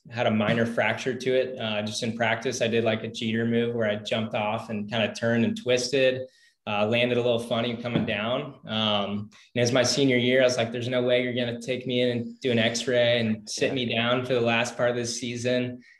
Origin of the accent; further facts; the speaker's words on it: Chico, California, United States; moved away as an adult; also born or lived in Florida; we're in Chico, California, my hometown.